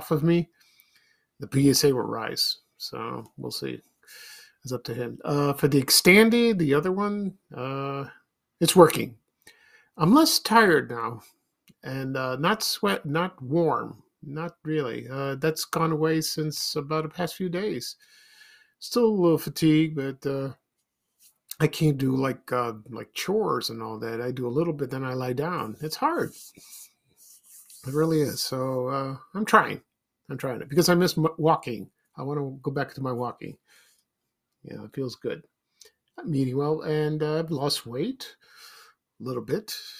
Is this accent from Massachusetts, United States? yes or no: no; Chicago, Illinois, United States; I grew up in South Shore, Roseland, and then to Ashburn